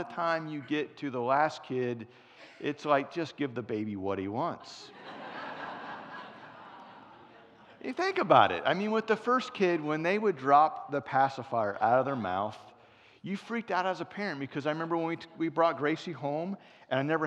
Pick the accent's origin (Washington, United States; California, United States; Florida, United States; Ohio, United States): Ohio, United States; Cincinnati; moved away; I'm from Cincinnati originally